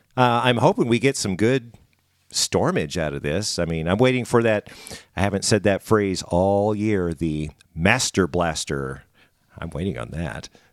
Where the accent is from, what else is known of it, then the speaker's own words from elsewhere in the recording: Springfield, Missouri, United States; moved away as an adult; also born or lived in St. Louis, Missouri; now in Branson, United States; I grew up in Springfield